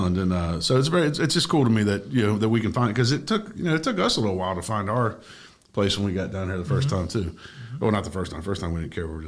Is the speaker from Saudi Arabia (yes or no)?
no; Germany; also born or lived in Washington, D.C.; now in South Florida, United States; when I was growing up in Germany, we skied the Alps